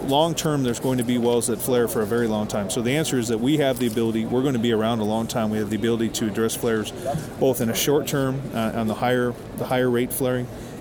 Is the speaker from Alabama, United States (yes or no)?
no; Billings, Montana, United States; From Billings, Montana. That's where our headquarters is.